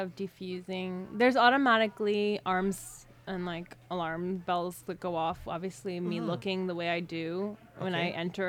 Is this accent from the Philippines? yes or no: yes; Philippines; I'm Filipino, though, which is the lead story in the book.